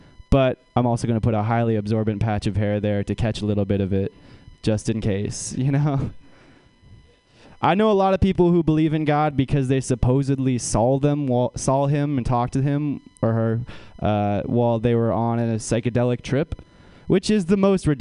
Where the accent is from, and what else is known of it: Menlo Park, California, United States; born or raised there